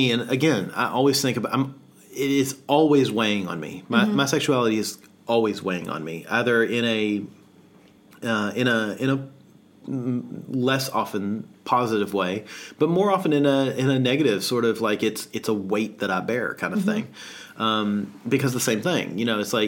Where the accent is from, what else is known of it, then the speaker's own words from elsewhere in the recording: the South, United States; now in Australia; being a Southerner in amidst Australians